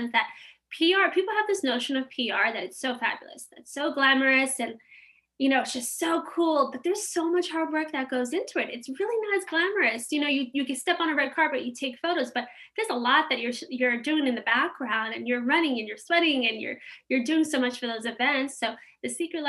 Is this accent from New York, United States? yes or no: yes; New York, United States; we grew up in New York.